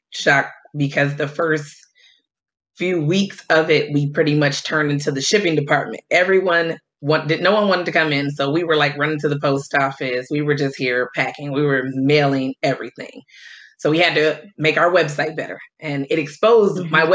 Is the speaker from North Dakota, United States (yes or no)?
no; Detroit, Michigan, United States; moved away as an adult; also born or lived in upstate New York; now in Washington, D.C., United States; I'm originally from Detroit. So I moved to DC in 2012